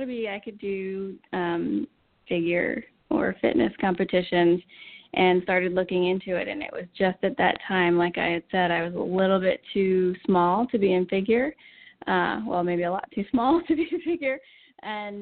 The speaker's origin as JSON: {"language": "English", "region": "Pennsylvania", "country": "United States", "tie": "born or raised there", "moved": "yes", "lives_now": "Texas, United States", "said": "I grew up in a small town in Pennsylvania"}